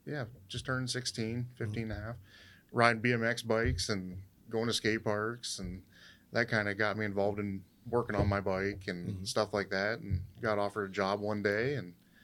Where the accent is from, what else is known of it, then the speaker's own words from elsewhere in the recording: Philadelphia, United States; Yes, I'm from Philly.